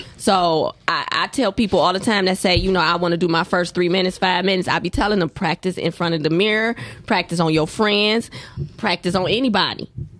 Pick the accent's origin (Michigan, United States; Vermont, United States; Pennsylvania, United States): Michigan, United States; Detroit; also born or lived in Chicago, Illinois; I'm from Chicago, and I was raised in Detroit